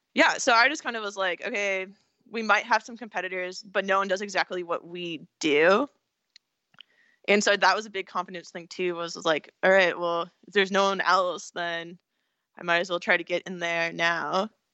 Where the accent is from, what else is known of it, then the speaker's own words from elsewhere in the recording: California, United States; also born or lived in Pennsylvania; I'm from California